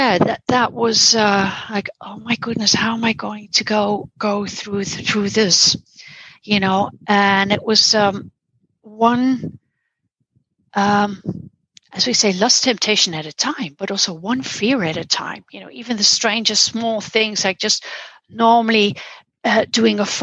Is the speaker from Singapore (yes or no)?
no; Netherlands; I'm from the Netherlands.